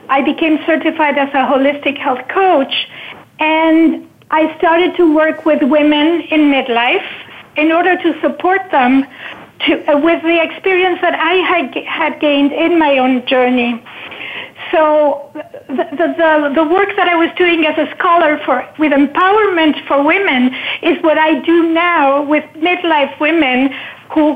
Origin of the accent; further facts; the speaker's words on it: Argentina; moved away as an adult; also born or lived in Northern California; now in United States; I was born in Argentina, and when situations became difficult in the early 80s, after the military dictatorship, I decided to, after I married and I had two daughters